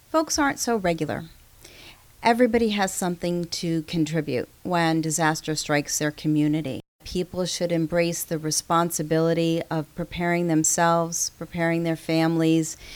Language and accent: English; New York, United States; I'm a New Yorker.